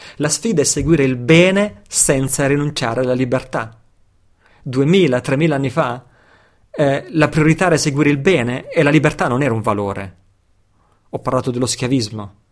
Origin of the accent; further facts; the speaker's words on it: Italy; nato e cresciuto in Occidente, nato e cresciuto in Italia